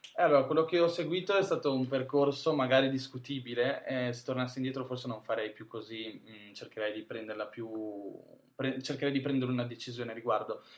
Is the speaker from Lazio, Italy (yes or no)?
no; Ferrara, Emilia-Romagna, Italy; moved away as an adult; also born or lived in Milan; vengo da Ferrara, che in realtà è un paesino di provincia cioè di, dell'Emilia Romagna, vicino a Bologna